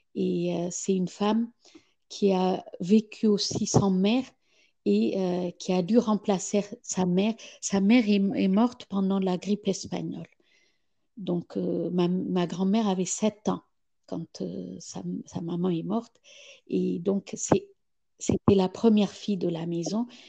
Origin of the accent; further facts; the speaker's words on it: Ethiopia; moved away; quand j'ai quitté l'Éthiopie il, y a, il y a 35 ans